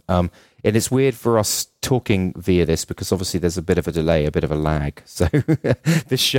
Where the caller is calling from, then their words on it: Dublin, Leinster, Ireland; it's 10 p.m. for me. I'm calling from Dublin, Ireland